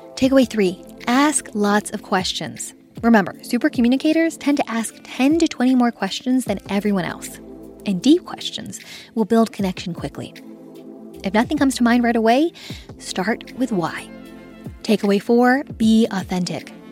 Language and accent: English; Los Angeles, California, United States; I'm from L A. I, I grew up in the San Fernando Valley